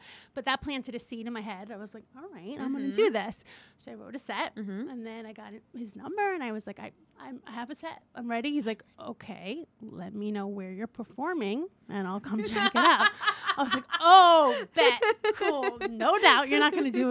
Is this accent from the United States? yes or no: yes; New York City, New York, United States; I'm from Queens